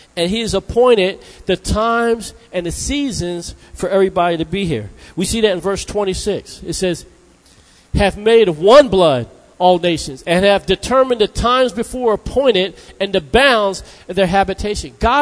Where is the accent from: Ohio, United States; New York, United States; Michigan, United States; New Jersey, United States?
New Jersey, United States; I'm from New Jersey